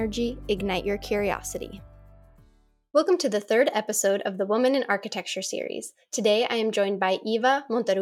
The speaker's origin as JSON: {"language": "English", "country": "Czechia", "moved": "yes", "said": "we're both from the Czech Republic"}